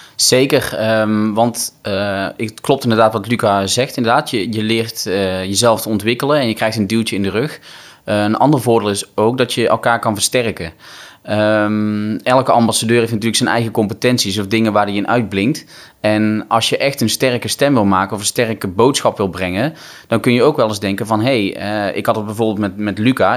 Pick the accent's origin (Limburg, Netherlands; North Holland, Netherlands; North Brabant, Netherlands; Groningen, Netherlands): North Brabant, Netherlands; ik kom uit Brabant